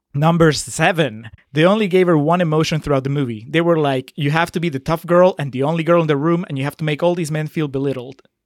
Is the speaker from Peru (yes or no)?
yes; Peru; moved away; I'm from Peru